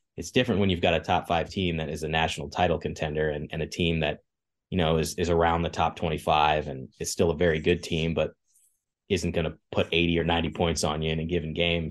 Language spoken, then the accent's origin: English; Kansas, United States; moved away; I grew up in Kansas